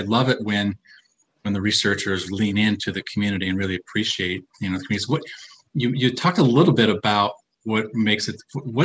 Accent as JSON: {"language": "English", "region": "Minnesota", "country": "United States", "also_born_or_lived": "Philadelphia, Pennsylvania", "moved": "as an adult", "lives_now": "Pennsylvania, United States", "said": "I'm originally from Minnesota"}